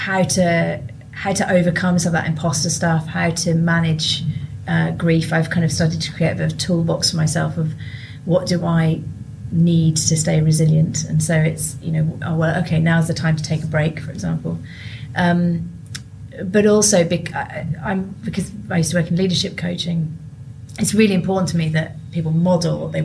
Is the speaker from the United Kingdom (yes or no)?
yes; United Kingdom; also born or lived in Sierra Leone; as British people